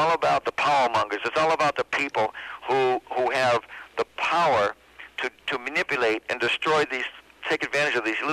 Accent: Boston, Massachusetts, United States; now in Los Angeles, United States; I was born in Boston, Massachusetts

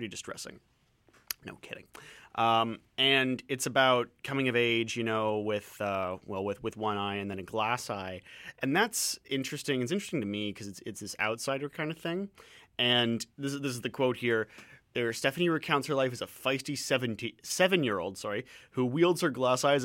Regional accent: Ontario, Canada; now in Vancouver, Canada; I come from Ontario. It's flat as a pancake

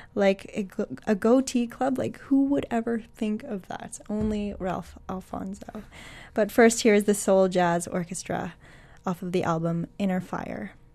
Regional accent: Toronto, Ontario, Canada; moved away; I am originally from Toronto.

